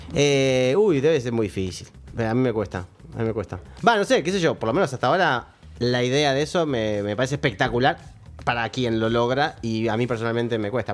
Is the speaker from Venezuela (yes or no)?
no; Argentina; creo que nací de casualidad en Argentina